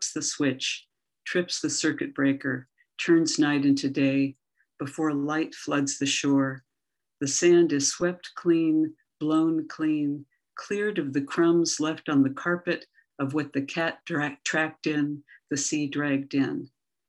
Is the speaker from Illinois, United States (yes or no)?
no; Everett, Washington, United States; now in Pacifica, United States; I'm from Everett, Washington